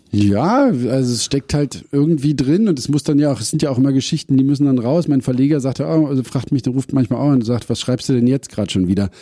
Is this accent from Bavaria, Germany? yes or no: no; Berlin, Germany; ich bin davor ja in der Stargarder Straße aufgewachsen